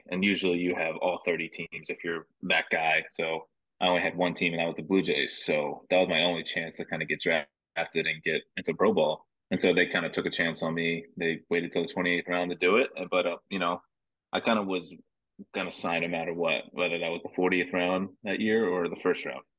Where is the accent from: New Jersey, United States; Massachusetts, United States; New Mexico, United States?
New Jersey, United States; I mean, just because I'm from New Jersey, I'm not the biggest guy.